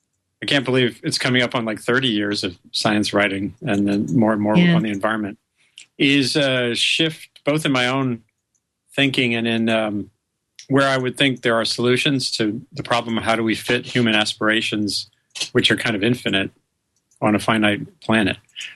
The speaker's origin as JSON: {"language": "English", "region": "Rhode Island", "country": "United States", "tie": "born or raised there", "said": "I grew up loving science. I grew up in Rhode Island, and I think my first real experiences of sort of wonder and excitement were in the natural world"}